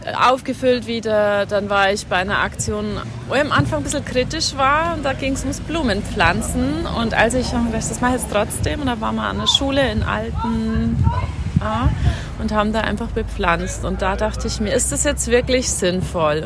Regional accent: near Freising, Bavaria, Germany; ich komme aus der Nähe von Freising und ich bin 43 Jahre alt

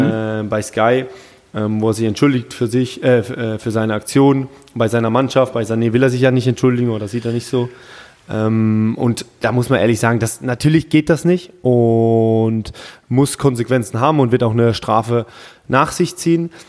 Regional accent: Germany; bei uns in Deutschland

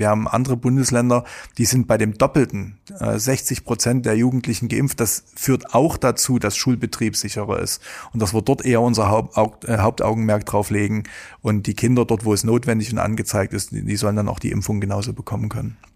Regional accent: Saxony, Germany; bei uns in Sachsen

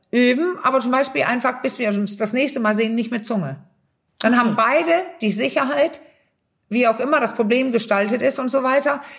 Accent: Denmark; German is a second language; also ich als Dänin

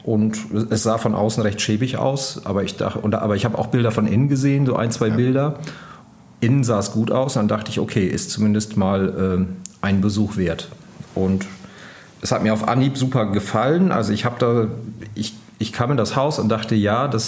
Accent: Lower Saxony, Germany; Und ja, außerdem bin ich in Ostfriesland auf dem Land aufgewachsen. Von daher war das Leben in der Stadt für mich äh, ohnehin immer eher ein Kompromiss.

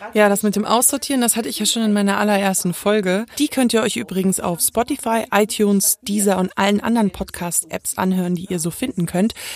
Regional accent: Munich, Bavaria, Germany; ich bin in München geboren

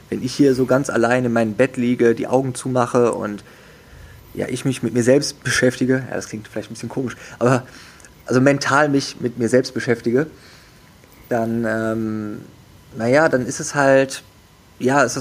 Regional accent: Wuppertal, North Rhine-Westphalia, Germany; Also ich bin aufgewachsen, geboren und aufgewachsen in Wuppertal und ähm, habe dort erstmal bin da ganz normal zur Schule gegangen

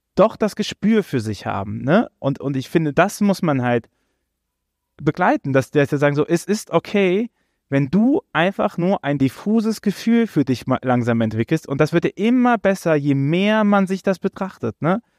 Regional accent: Rhineland, Germany; ich bin halt Rheinländer.

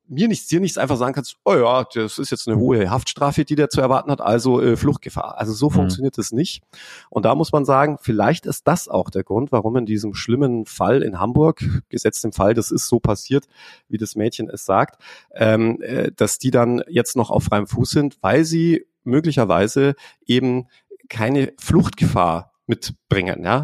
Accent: England, United Kingdom; hier, ich bin ja Engländer zum Beispiel, ich habe ja einen britischen {S0} Pass

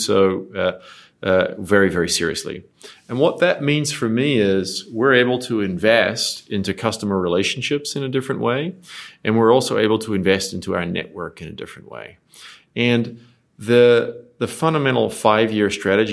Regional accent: New Zealand; moved away as an adult; also born or lived in Australia / New York / Dubai; I grew up in New Zealand, so I'm a Kiwi

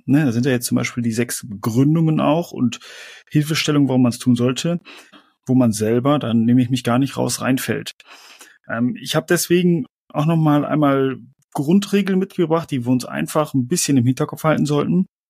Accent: Germany; mir als Deutsche

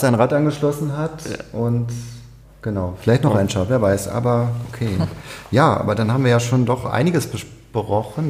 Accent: Niebüll, Schleswig-Holstein, Germany; moved away; meine Geburtsstadt zu passieren, möchte ich sagen, wo ich auch zur Schule gegangen bin

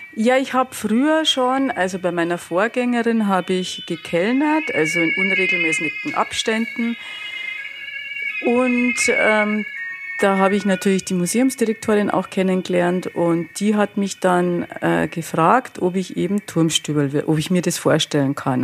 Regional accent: Altötting district, Bavaria, Germany; now in Munich, Germany; jetzt komme ich auch noch aus Altötting, oder aus dem Landkreis

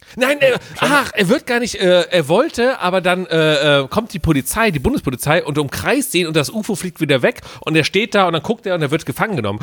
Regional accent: Cologne, North Rhine-Westphalia, Germany; also born or lived in Bonn; weil ich komme ja aus Köln

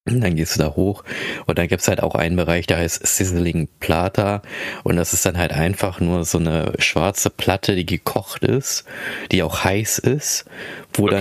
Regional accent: Philippines; now in Germany; ich komme aus den Philippinen

